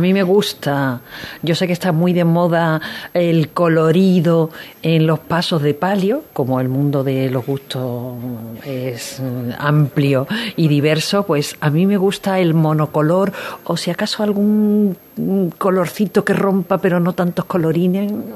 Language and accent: Spanish; Salteras, Andalusia, Spain; vengo de Salteras